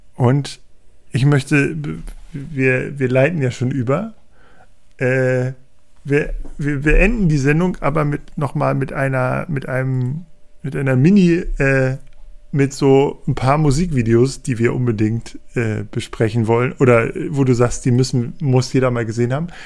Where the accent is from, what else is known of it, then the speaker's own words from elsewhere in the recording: Hanover, Lower Saxony, Germany; als Hannoveraner